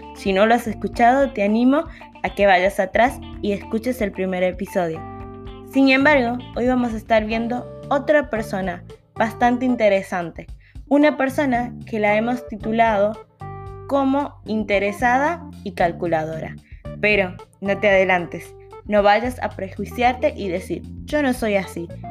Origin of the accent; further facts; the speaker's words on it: Dominican Republic; En mi país, Dominicana